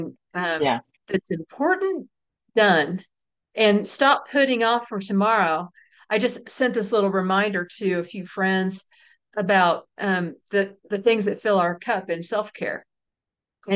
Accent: Texas, United States; We're from Texas

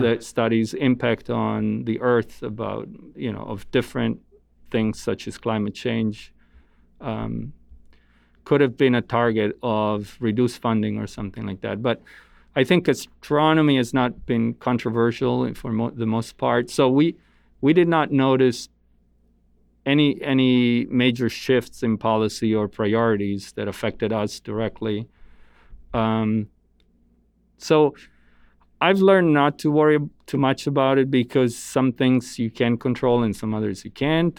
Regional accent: Italy; moved away as an adult; now in United States; I grew up in Italy. Um, my parents are Italian

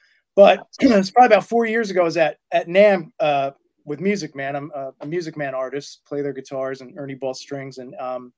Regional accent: New York, United States; I'm from New York.

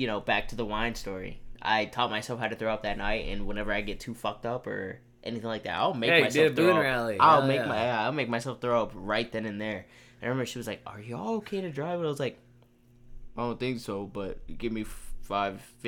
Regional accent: Houston, Texas, United States; We're from Houston

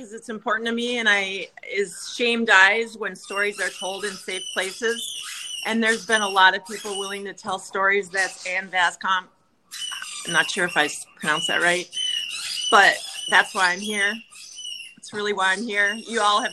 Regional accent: Minnesota, United States; Born and raised in Minnesota.

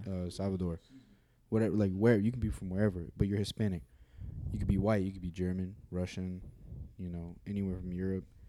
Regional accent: United States; I'm American

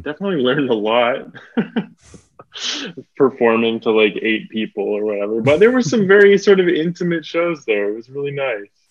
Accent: Burnaby, British Columbia, Canada; also born or lived in Toronto / Port Moody, British Columbia / Victoria, British Columbia; now in Vancouver, Canada; I was born in Toronto, lived there till I was two. Then I moved to Burnaby, British Columbia, then to Port Moody, British Columbia when I was 13

